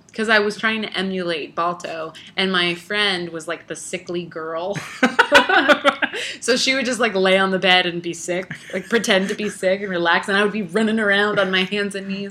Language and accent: English; New York, United States; we are from New York. Yeah. Like Italians from New York